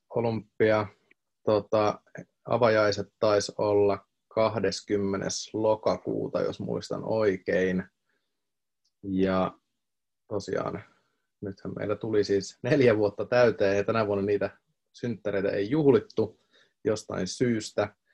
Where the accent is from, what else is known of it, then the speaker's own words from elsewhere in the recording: Tampere, Pirkanmaa, Finland; ja mä tuun Tampereelta